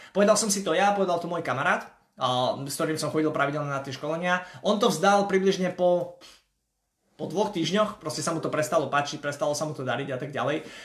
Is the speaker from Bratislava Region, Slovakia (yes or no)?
no; Košice, Košice Region, Slovakia; ja som z Košíc